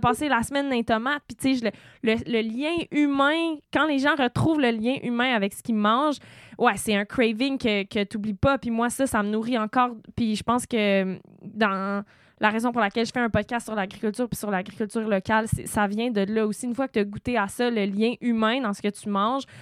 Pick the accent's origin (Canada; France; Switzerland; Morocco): Canada; Sutton, Quebec; j'ai grandi à Sutton avec le marché aux puces